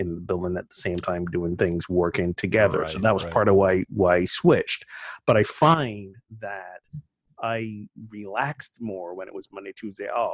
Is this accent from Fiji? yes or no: no; Barbados; I'm from Barbados and like at 5 p.m., everything shuts down.